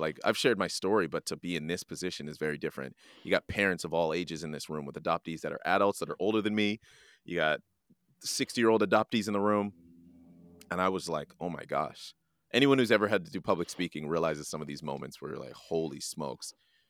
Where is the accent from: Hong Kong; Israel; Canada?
Canada; understanding where I came from and being proud of being Jamaican, but I'm also proud of being Canadian because of their faithfulness. I'm proud to wave both of those flags.